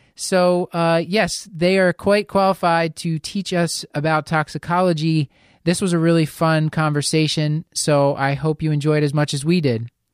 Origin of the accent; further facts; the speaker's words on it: Philadelphia, Pennsylvania, United States; I'm from Philly